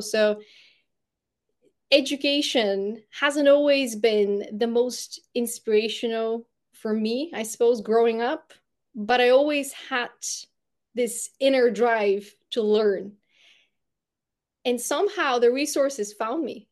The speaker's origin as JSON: {"language": "English", "country": "Bulgaria", "tie": "born or raised there", "first_language": "Bulgarian", "second_language": "English", "moved": "as an adult", "said": "English isn't my first language, it's Bulgarian. I spent the first eighteen years of my life in Bulgaria"}